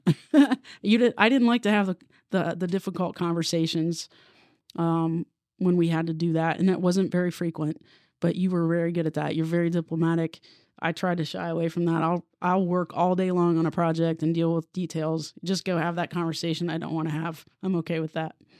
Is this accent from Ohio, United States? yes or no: yes; Obetz, Ohio, United States; also born or lived in Columbus, Ohio; I'm from Columbus. Um, I grew up in Obetz, went to Hamilton Township, which is the southern part of, uh, Franklin County.